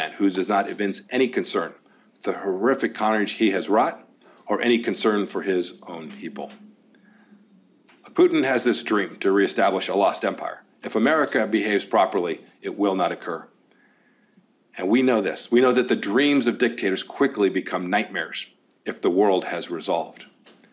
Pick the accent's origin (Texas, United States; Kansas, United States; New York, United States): Kansas, United States; my home state in Kansas